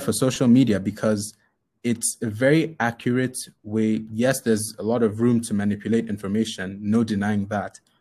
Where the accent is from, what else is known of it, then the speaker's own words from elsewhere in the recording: Nigeria; We're all Nigerian.